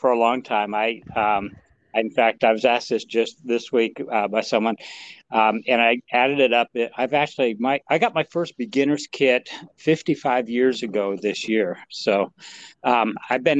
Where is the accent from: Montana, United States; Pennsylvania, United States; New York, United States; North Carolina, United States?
Montana, United States; now in Texas, United States; I grew up in Montana